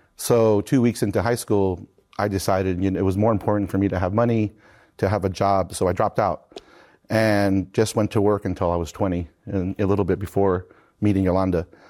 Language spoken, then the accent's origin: English; San Marcos, California, United States; I grew up in San Marcos, California, right where Cal State San Marcos sits